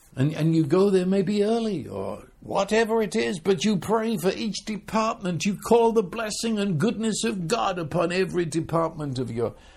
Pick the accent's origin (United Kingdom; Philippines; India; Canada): United Kingdom; I'm British